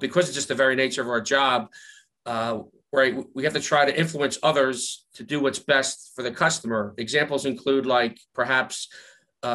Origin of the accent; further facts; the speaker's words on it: Philadelphia, Pennsylvania, United States; accent: Philly; my Philly accent